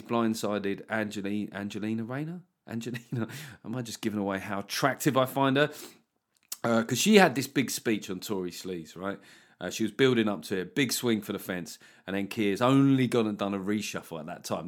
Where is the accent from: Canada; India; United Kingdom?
United Kingdom; England; as an English person